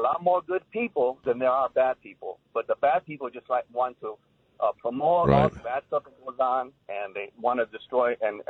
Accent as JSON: {"language": "English", "town": "Chicago", "region": "Illinois", "country": "United States", "tie": "born or raised there", "moved": "as an adult", "lives_now": "San Antonio, United States", "said": "I was a young Hispanic growing up in Chicago."}